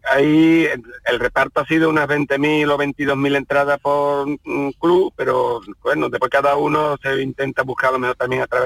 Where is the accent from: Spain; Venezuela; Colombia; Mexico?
Spain; Seville, Andalusia; nosotros somos sevillanos